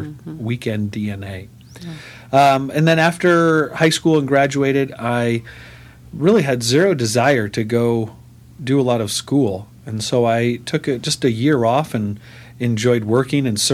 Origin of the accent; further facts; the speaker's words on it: Del Mar, California, United States; I grew up here in San Diego in Del Mar